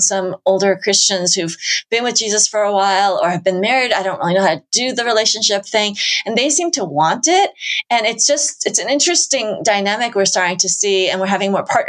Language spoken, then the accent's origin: English; United States; I'm Asian American